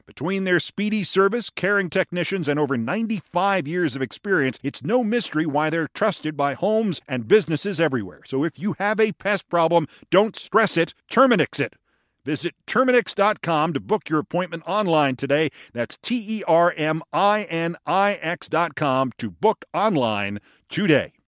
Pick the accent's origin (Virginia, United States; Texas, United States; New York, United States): New York, United States; accent: New York; my New York accent